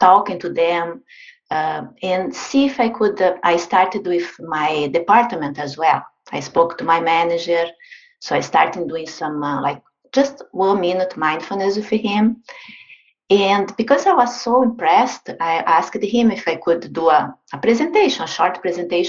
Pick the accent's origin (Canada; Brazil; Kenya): Brazil; moved away; I'm originally from Brazil.